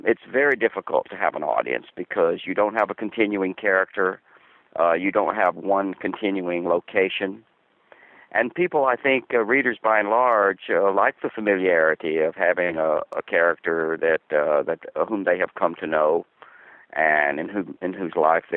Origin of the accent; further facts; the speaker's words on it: the American South, United States; moved away as an adult; also born or lived in New York City; I grew up in the Southern school system.